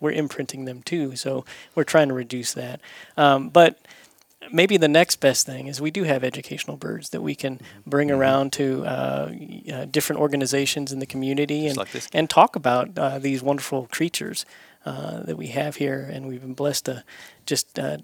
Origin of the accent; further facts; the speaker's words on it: Florida, United States; moved away; I'm from Florida